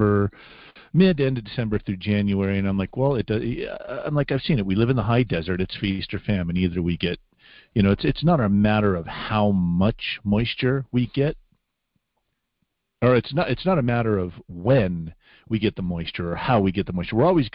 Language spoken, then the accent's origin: English; Las Vegas, Nevada, United States; moved away; when we were growing up in Las Vegas